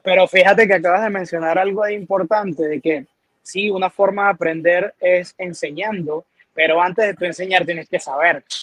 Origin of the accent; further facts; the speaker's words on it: Venezuela; now in Puerto Rico; nací en Venezuela